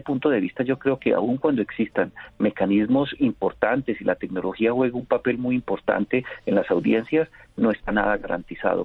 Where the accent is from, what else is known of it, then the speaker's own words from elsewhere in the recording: Colombia; nosotros como colombianos